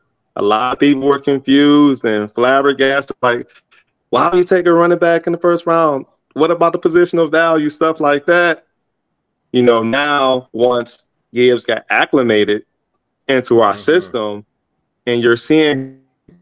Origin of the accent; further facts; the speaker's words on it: Detroit, Michigan, United States; now in Atlanta, United States; born and raised in Detroit